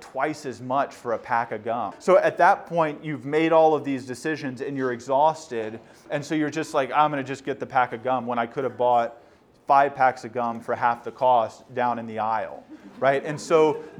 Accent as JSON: {"language": "English", "town": "Houston", "region": "Texas", "country": "United States", "moved": "as an adult", "lives_now": "Baltimore, United States", "said": "I'm from Houston"}